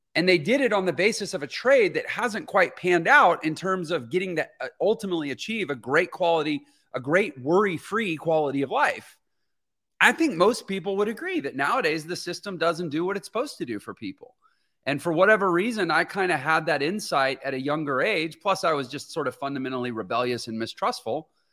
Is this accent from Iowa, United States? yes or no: no; Houston, Texas, United States; moved away; I'm from Houston, Texas originally.